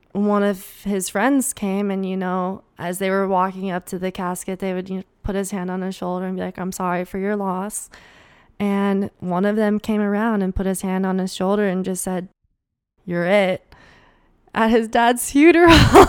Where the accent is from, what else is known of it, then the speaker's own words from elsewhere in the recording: Minnesota, United States; accent: Minnesotan; my Minnesotan accent